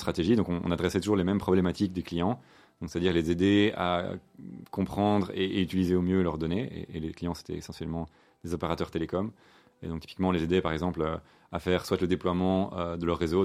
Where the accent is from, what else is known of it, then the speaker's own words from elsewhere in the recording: Brussels, Brussels-Capital Region, Belgium; je suis bruxellois. Hein, born and raised. Donc j'ai grandi ici à Bruxelles avec deux frères